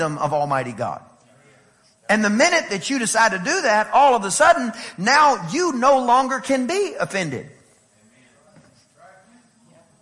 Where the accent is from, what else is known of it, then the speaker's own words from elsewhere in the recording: East Texas, United States; I'm from East Texas